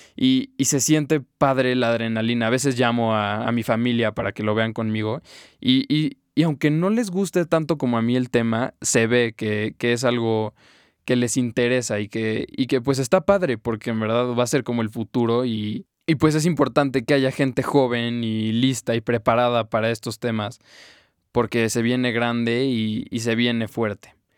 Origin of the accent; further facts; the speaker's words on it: Mexico; yo soy mexicano y quiero ver en mi país cómo están funcionando las cosas